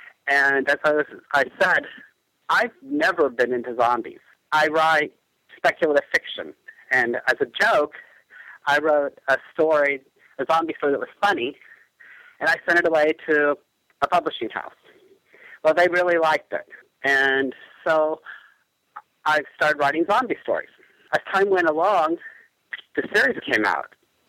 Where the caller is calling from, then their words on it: Lawrence, Kansas, United States; I'm calling from Lawrence, Kansas.